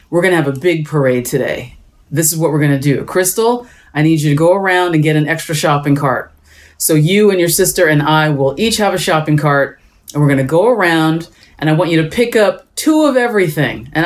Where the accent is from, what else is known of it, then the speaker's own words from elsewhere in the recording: Allentown, Pennsylvania, United States; I grew up in Allentown, Pennsylvania